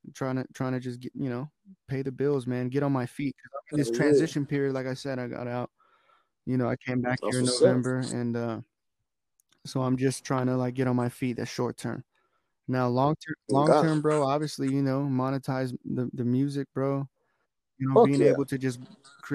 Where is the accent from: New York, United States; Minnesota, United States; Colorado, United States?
Colorado, United States; Denver; also born or lived in Lakewood / Aurora / Seoul; I'm from Denver, just kind of grew up everywhere all around Denver